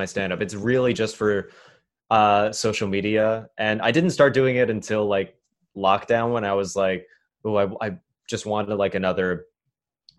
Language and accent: English; New York City, New York, United States; also born or lived in Chicago; I was born and raised here in New York City, and then I went to college in Chicago